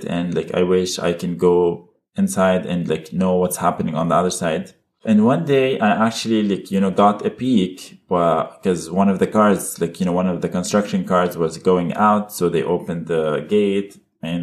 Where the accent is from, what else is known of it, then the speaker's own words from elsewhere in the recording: Abu Dhabi, United Arab Emirates; also born or lived in Berlin, Germany / Lebanon; born in Germany and raised in Abu Dhabi.